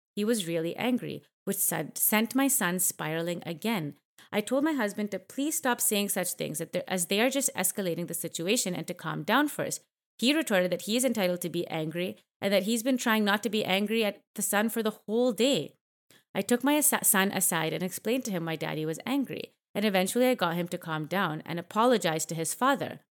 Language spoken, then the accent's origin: English; Canada; I grew up in Canada